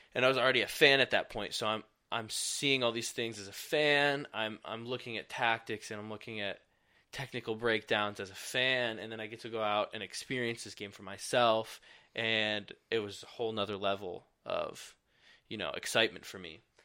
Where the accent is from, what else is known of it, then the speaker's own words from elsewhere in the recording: Michigan, United States; growing up in Michigan